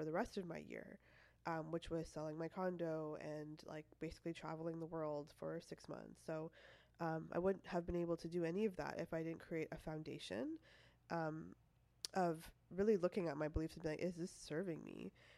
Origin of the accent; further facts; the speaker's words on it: Toronto, Ontario, Canada; moved away as an adult; now in California, United States; I lived in Toronto most of my life.